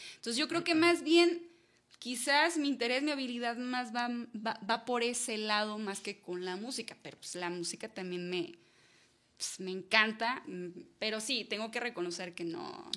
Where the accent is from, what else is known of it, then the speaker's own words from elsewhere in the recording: Toluquilla, Jalisco, Mexico; yo crecí en Toluquilla, ¿no? Es un pueblito que está, bueno, ahorita ya no es pueblito, ya se lo tragó la ciudad